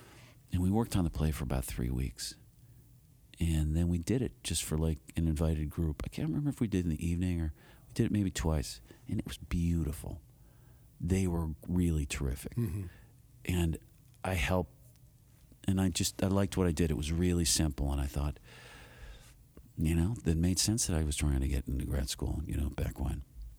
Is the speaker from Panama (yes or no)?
no; Buffalo, New York, United States; I'm from Buffalo.